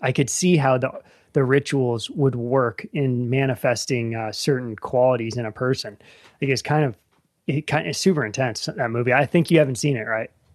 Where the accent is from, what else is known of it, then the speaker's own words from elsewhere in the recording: Northern Virginia, United States; moved away as an adult; now in Appalachia, United States; I grew up in Northern Virginia, suburbs